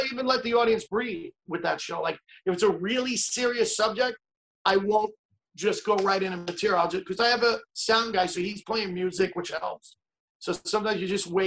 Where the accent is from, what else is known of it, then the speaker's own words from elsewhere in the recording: New York City, New York, United States; I was from Staten Island